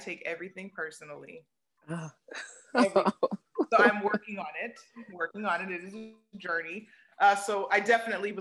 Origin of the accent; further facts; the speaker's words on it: United States; I'm still American, so I'm still raised in the container of America